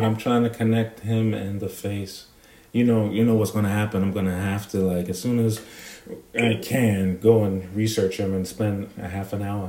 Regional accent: New York, United States; moved away as an adult; now in Atlanta, United States; I grew up in New York, and I've lived here for close to 20, or maybe even a little over 20.

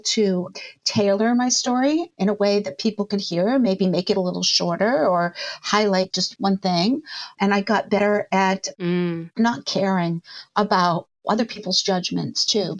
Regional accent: Boston, Massachusetts, United States; I moved back here. My family lives in Boston. I'm from the Boston area

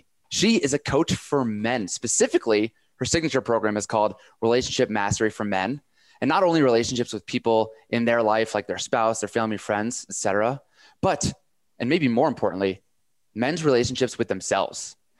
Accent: Connecticut, United States; I grew up in Connecticut.

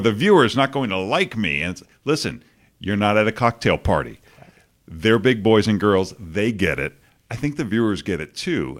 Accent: Boston, Massachusetts, United States; moved away; growing up in Boston and, you know, you have no perspective as a kid and I'd never been anywhere else

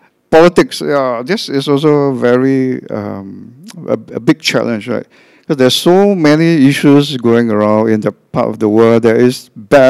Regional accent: Singapore; First, I'm Asian. Second, I'm a Christian. Third, I'm from Singapore

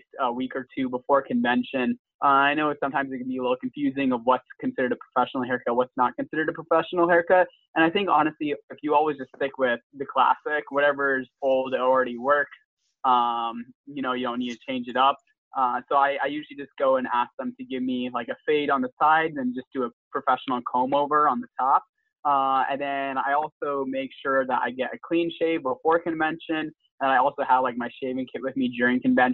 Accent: Massachusetts, United States; also born or lived in Louisiana; now in Austin, United States; I'm from Massachusetts, a proud graduate of LCB, and currently studying government at the University of Texas at Austin.

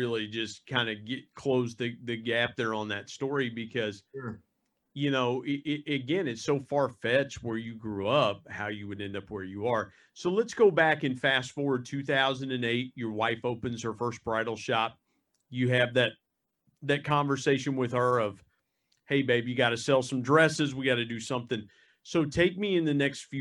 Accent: Southeast Ohio, United States; growing up in Southern Ohio, like I did, Southeast Ohio

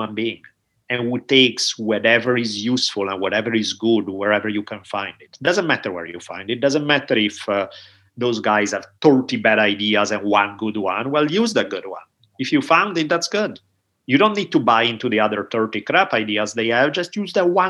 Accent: Italy; now in United States; growing up in Italy

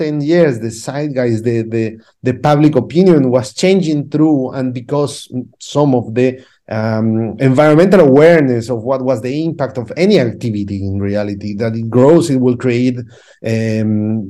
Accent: Cusco, Peru; English is a second language; moved away as an adult; now in London, United Kingdom; I'm from Cusco, which is a small town in Peru

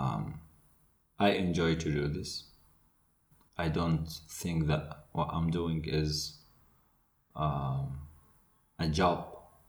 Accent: Iraq; English is a second language; I'm from Iraq.

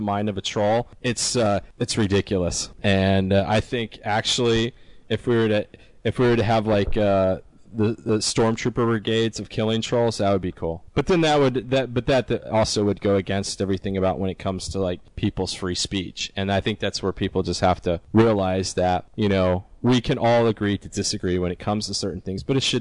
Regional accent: South Florida, United States; Me and Chris, we were born and raised in South Florida

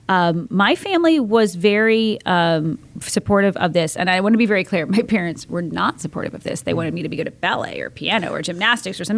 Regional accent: Fort Myers, Florida, United States; now in Tampa, United States; I grew up in Fort Myers, but I came back to Tampa

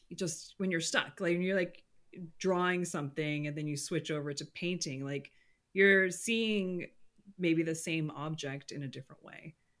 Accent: California, United States; I'm a Californian

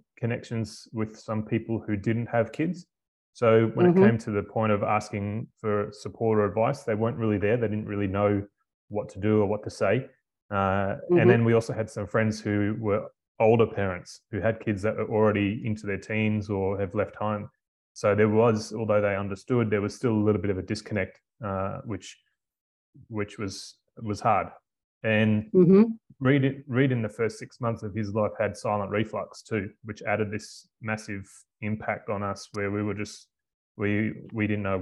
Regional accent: Melbourne, Victoria, Australia; moved away as an adult; also born or lived in Queensland; now in Karratha, Australia; I'm from Melbourne originally

